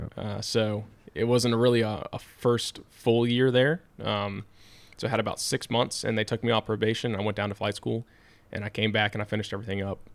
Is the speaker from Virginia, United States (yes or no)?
yes; Hanover County, Virginia, United States; I grew up in Hanover